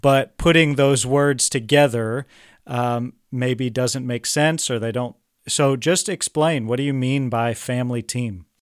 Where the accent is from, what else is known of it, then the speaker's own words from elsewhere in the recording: Kansas, United States; I'm from Kansas, which is definitely the Midwest.